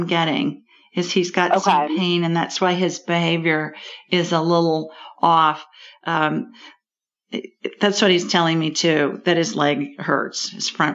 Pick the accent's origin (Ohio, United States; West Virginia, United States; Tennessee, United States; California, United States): Ohio, United States; Columbus; moved away; Near Columbus, the city of my birth. Central Ohio, another Central Ohio girl